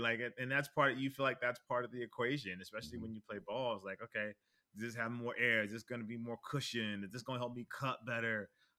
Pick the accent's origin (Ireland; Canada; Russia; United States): United States; Los Angeles, California; grew up in LA, for those that don't know about mm-hmm. California, but the Valley for those that know about LA.